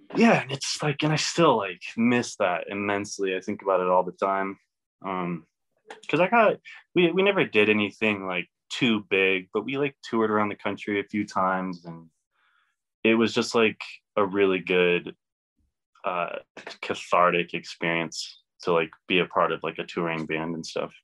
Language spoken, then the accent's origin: English; Elizabeth, Colorado, United States; also born or lived in Kansas; I'm from Elizabeth, um, but always kind of been in like the Denver area